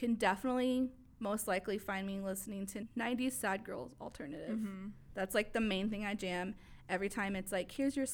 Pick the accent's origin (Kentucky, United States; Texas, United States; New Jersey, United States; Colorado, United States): Texas, United States; Mesquite; also born or lived in Pleasant Grove, Dallas; Grew up in the suburbs of Mesquite the rest of my life